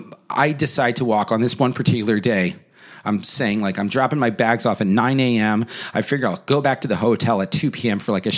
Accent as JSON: {"language": "English", "region": "New York", "country": "United States", "said": "I'm from New York."}